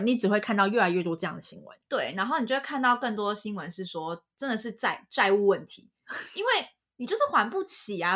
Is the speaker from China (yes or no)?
no; Taiwan; 我是台湾人